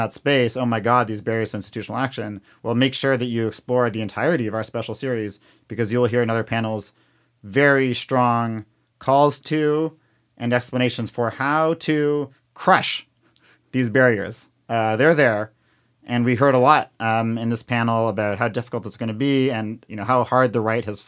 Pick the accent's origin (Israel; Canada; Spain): Canada; now in United States; I'm from Canada